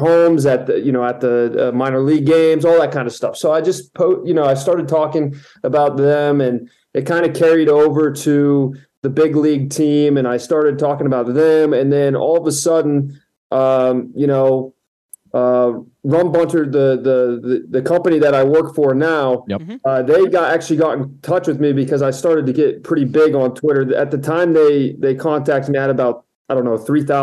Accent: Florida, United States; moved away; I'm originally from Florida, I was born there

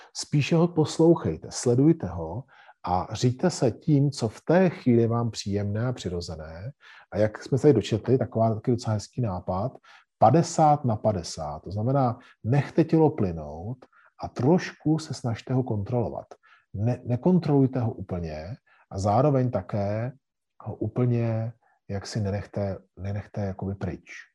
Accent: Czechia; cvičíme jako Češi

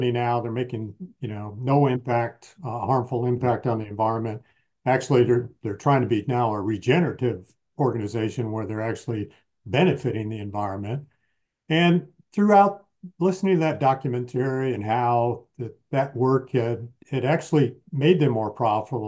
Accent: Michigan, United States; grew up in the Midwest in Michigan

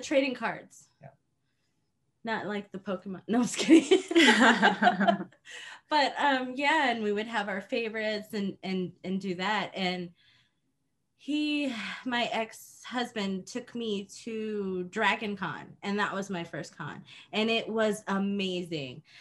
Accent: Japan; moved away; I grew up in Japan

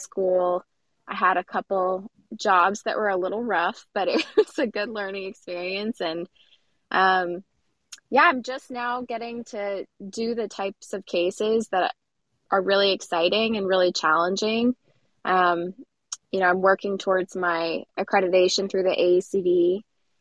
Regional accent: Louisville, Kentucky, United States; now in Cincinnati, United States; I'm originally from Louisville

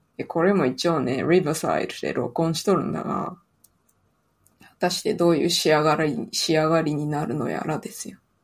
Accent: Toyama, Japan; accent: Toyama dialect; 富山弁が出ました。

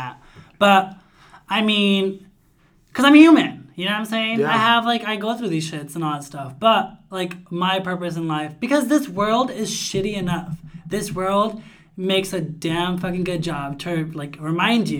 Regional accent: United States; also born or lived in Sonora, Mexico; I grew up here, lived here all of my life.

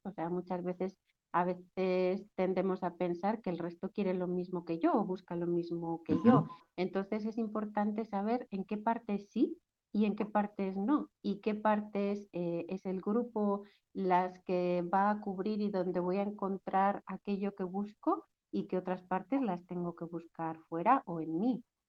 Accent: Basque Country, Spain; yo crecí en el País Vasco

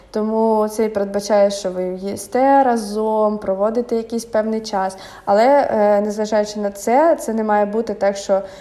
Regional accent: Kyiv, Ukraine; moved away as an adult; Для мене це був рай, тому що я все життя прожила в Києві.

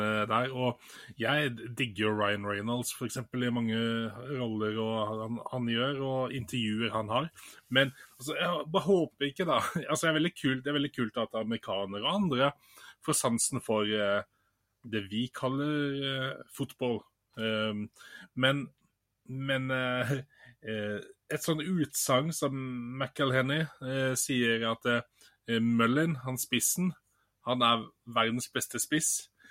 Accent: Bergen, Vestland, Norway; moved away; Jeg er jo opprinnelig bergenser

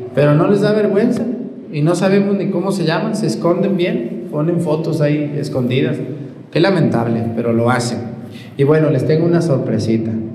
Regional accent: Mesticacán, Jalisco, Mexico; moved away; de mi pueblo allá en Mestigacán

